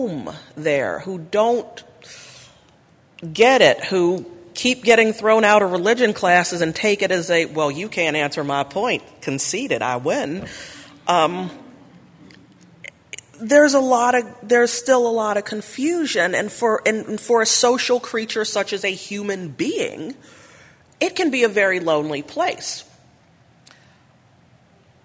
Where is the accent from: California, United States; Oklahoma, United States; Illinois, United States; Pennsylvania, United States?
Pennsylvania, United States; Pittsburgh; I come from Pittsburgh, Pennsylvania.